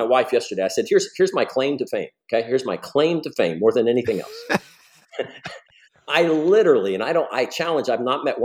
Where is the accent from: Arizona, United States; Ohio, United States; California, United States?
Ohio, United States; moved away as an adult; also born or lived in Seattle, Washington; I grew up in Ohio